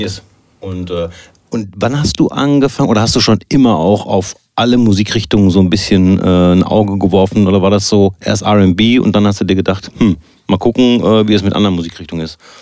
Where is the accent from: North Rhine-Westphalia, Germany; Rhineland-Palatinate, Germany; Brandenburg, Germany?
North Rhine-Westphalia, Germany; Soest; ich komme zwar aus Soest und nicht aus Bielefeld